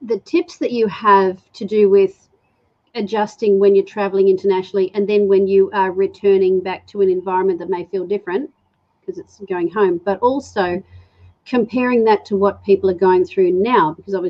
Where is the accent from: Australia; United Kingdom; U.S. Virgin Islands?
United Kingdom; England; I'm English